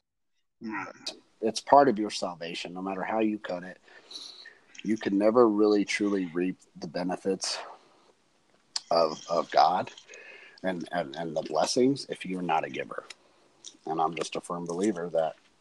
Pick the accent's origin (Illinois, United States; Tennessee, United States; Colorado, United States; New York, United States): Colorado, United States; Denver; I grew up in Denver.